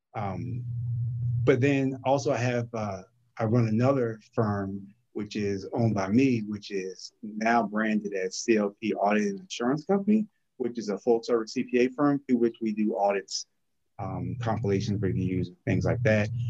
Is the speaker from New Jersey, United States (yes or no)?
yes; New Brunswick, New Jersey, United States; also born or lived in Newark, New Jersey; now in Norfolk, United States; I'm originally from New Brunswick, New Jersey